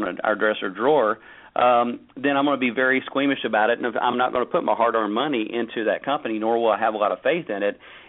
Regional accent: United States; for me as an American

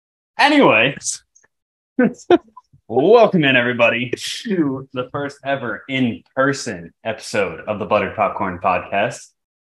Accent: New England, United States; I'm from New England.

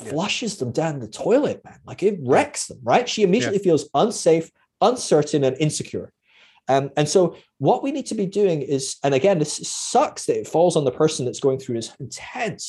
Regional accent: Scotland, United Kingdom; I'm Scottish

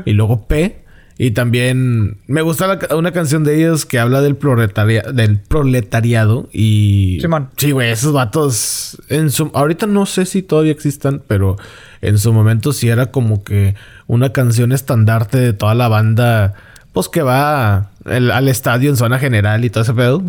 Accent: Monterrey, Nuevo León, Mexico

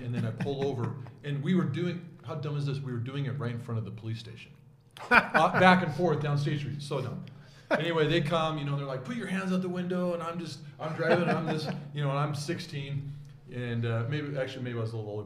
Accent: Orem, Utah, United States; I grew up in Orem

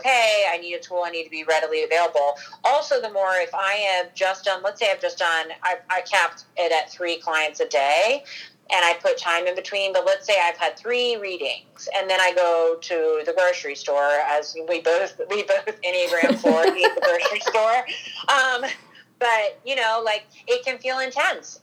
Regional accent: Northern Virginia, United States; I grew up in Northern Virginia

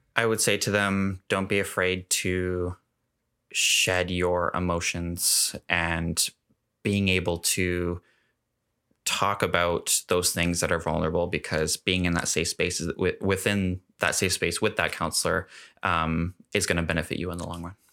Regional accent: Gulf Islands, British Columbia, Canada; now in Kelowna, Canada; growing up on the Gulf Islands, I was very much, like, a sh-, sheltered

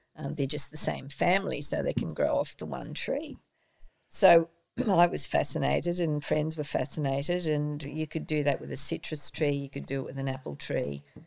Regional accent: Sydney, New South Wales, Australia; also born or lived in England; now in Port Macquarie, Australia; I was born in Sydney, and when I was about 18, I decided to travel overseas

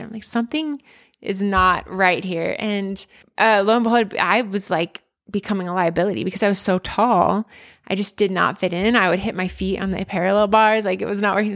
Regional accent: Pottstown, Pennsylvania, United States; a girl growing up in Pottstown, Pennsylvania

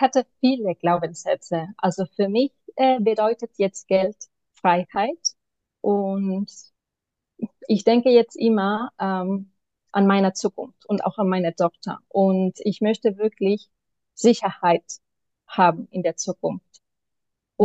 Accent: Barcelona, Catalonia, Spain; German is a second language; moved away as an adult; now in Berlin, Germany; Ich komme aber ursprünglich aus Barcelona

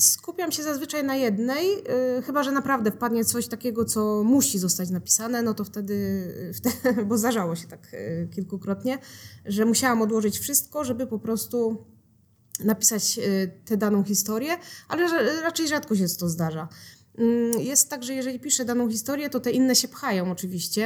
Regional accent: Mysłowice, Silesian Voivodeship, Poland; moved away as an adult; now in Sosnowiec, Poland; A ja się w Mysłowicach urodziłam, w Mysłowicach się wychowałam.

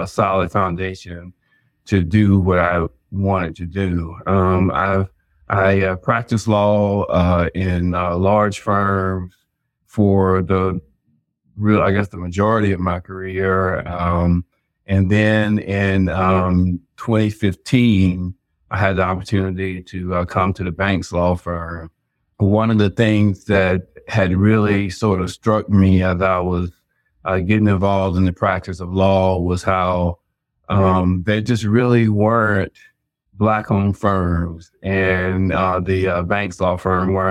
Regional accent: Chapel Hill, North Carolina, United States; I'm originally from Chapel Hill in North Carolina, and I grew up, both of my parents worked for UNC

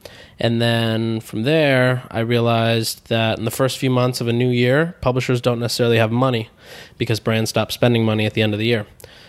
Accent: San Diego, California, United States; So I grew up in San Diego.

